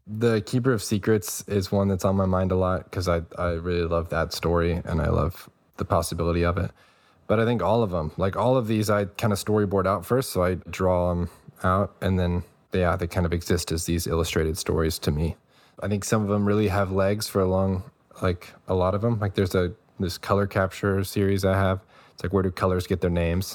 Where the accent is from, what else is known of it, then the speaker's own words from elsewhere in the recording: New Braunfels, Texas, United States; from, like, Central Texas, close to Austin, New Braunfels is the small town.